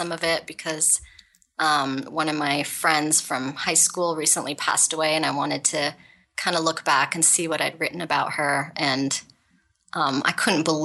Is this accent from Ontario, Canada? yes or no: yes; Ottawa, Ontario, Canada; I grew up in Ottawa, Canada, and I have a father who was from India.